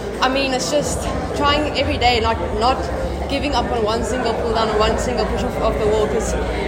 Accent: Pretoria, Gauteng, South Africa; I'm Pretoria.

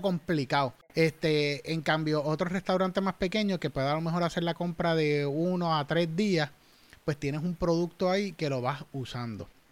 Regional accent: Manatí, Puerto Rico; moved away as an adult; also born or lived in United States; soy natural de Manatí

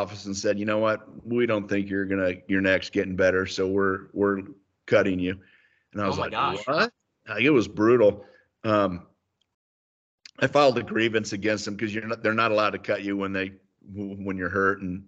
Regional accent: Bay Area, California, United States; I grew up in the Bay Area

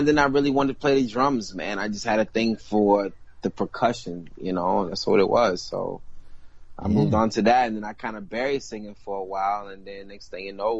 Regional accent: the South, United States; I come from the South, but I got that, you know, Espanol, and I got that islander in me 100%

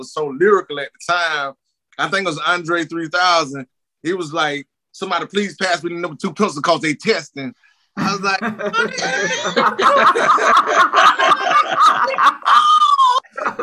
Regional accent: Florida, United States; I was from Florida, I was from the South

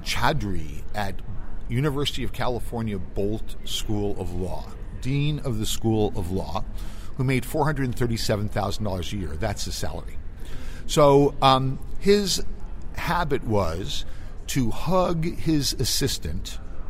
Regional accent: India; English is a second language; now in United States; Because I'm from India, you're disciplining me.

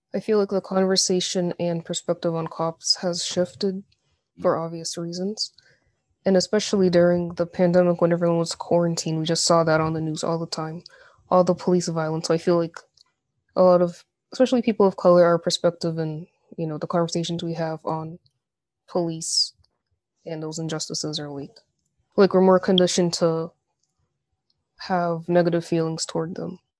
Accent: United States; I was born in America, all my siblings were all Americanized too

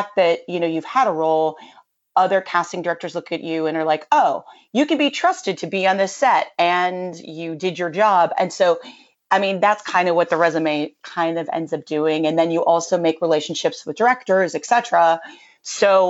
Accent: Midwest, United States; moved away as an adult; also born or lived in New York; I'm from the Midwest

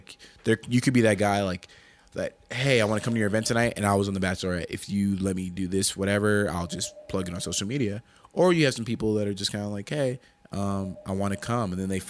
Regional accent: Chicago, Illinois, United States; there are some people like me in Chicago. When I go out to Chicago now, it's like – they know me because I'm from Chicago.

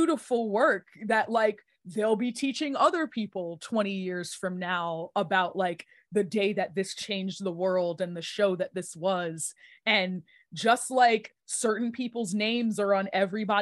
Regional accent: New York, United States; I'm born and raised in New York

